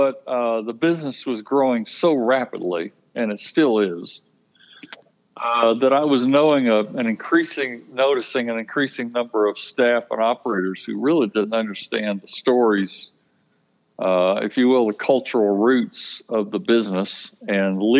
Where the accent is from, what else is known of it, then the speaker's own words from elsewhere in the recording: Baldwin County, Alabama, United States; I was born and raised in Baldwin County, and I literally grew up in the business